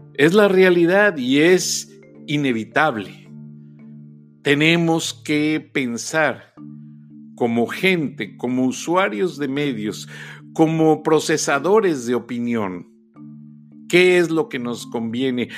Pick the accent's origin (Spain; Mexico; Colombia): Mexico; now in United States; nosotros como mexicanos